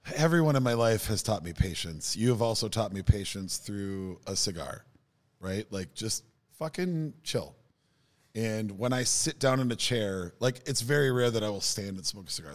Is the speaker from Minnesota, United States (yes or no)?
yes; Minnesota, United States; as a Minnesotan